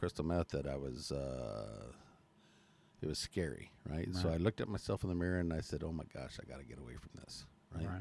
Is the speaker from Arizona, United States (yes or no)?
yes; Chandler, Arizona, United States; also born or lived in Mesa, Arizona; I was born in Mesa, raised in Chandler